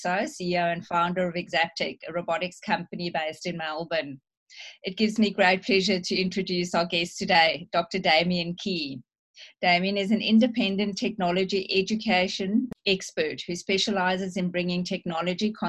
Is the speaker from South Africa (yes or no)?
yes; South Africa; I'm South African